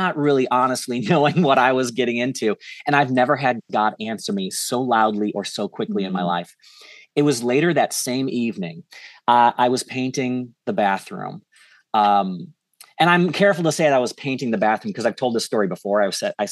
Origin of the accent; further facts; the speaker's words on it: St. Louis, Missouri, United States; moved away as an adult; moved back to St. Louis, which is where I'm at now. It's my hometown